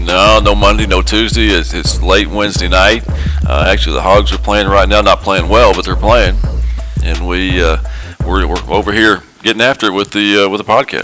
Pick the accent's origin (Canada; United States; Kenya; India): United States; Farmington, Arkansas; I grew up here in Farmington, went to school in Farmington, and, and I coach and teach here in Farmington